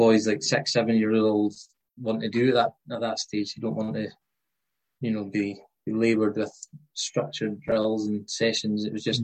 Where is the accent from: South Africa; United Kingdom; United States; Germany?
United Kingdom; Thurso, Scotland; growing up in Thurso